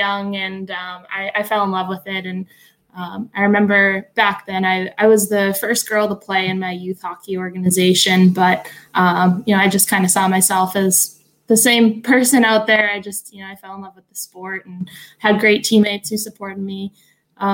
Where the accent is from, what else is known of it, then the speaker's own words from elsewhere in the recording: Boston, Massachusetts, United States; a girl growing up in Boston